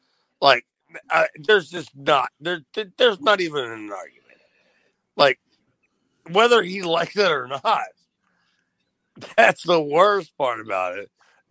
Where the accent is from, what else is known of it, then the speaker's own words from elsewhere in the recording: Columbus, Ohio, United States; I'm from Columbus, Ohio. Like, I'm not afraid of nobody.